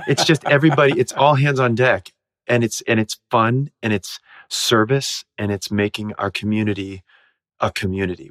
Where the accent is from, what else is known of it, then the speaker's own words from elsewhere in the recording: Ohio, United States; I grew up in Ohio